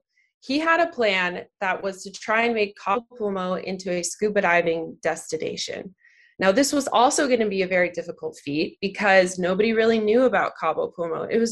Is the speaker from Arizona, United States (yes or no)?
yes; Arizona, United States; I grew up in Arizona